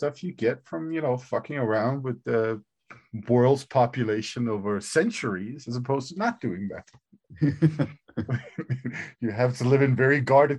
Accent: Denmark; born or raised there

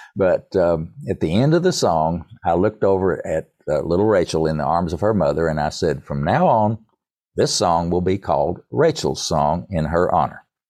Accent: Erwin, Tennessee, United States; now in Winston-Salem, United States; I grew up in East Tennessee. I'm a product of the mountains of East Tennessee. Irwin is my hometown

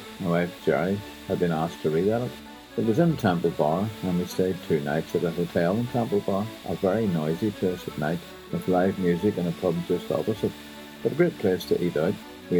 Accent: Ballymena, Northern Ireland, United Kingdom; But if you're from County Antrim, it'll end with hey. I'm from Ballymena, hey.

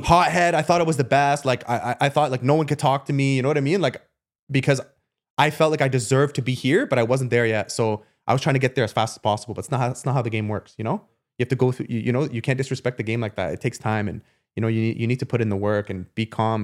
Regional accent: Canada; moved away as an adult; also born or lived in Germany; I'm coming from Canada to Germany

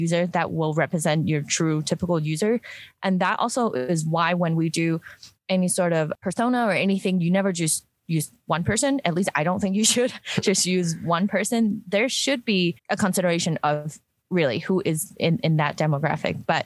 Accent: Hong Kong; now in Utah, United States; I grew up in Hong Kong, so like very humid

